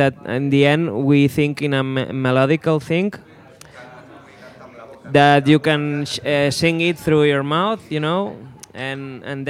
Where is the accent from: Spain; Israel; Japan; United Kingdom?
Spain; Barcelona, Catalonia; English is a second language; we are from Barcelona, it's like a Catalonian thing